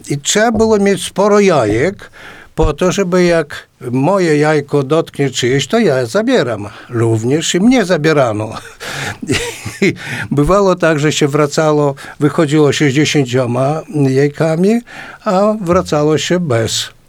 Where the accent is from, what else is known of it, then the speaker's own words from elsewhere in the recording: a village near Potoka, Podlaskie Voivodeship, Poland; now in Białystok, Poland; w mojej wsi.